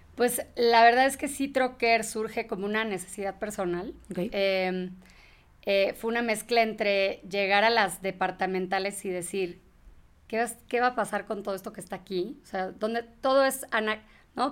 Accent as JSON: {"language": "Spanish", "country": "Mexico", "also_born_or_lived": "England", "said": "sí, soy mexa, soy mexa"}